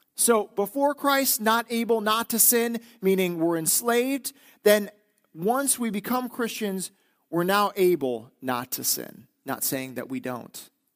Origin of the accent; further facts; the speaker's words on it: northeastern Wisconsin, United States; moved away as an adult; being in Wisconsin, growing up in Wisconsin, now being back, it's that we are a doer culture in northeastern Wisconsin.